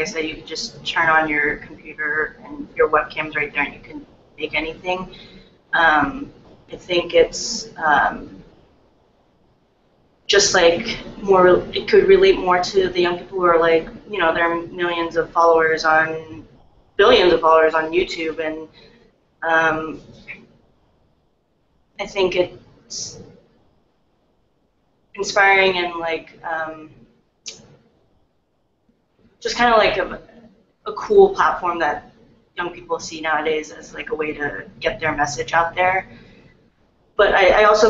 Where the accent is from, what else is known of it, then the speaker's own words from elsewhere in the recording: San Francisco, California, United States; I was born and raised in America, or in San Francisco in particular